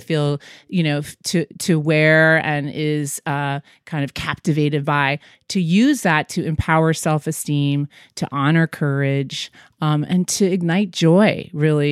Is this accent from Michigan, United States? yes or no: yes; Michigan, United States; moved away; also born or lived in New York; I'm a hometown girl. I grew up in Michigan